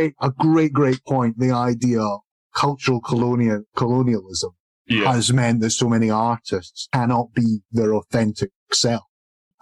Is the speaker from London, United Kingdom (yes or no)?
no; Scotland, United Kingdom; accent: Scottish voice; being Scottish